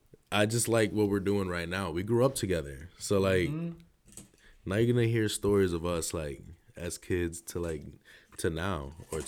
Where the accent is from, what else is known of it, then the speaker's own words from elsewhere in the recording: Bayamón, Puerto Rico; moved away; I was born in Bayamón.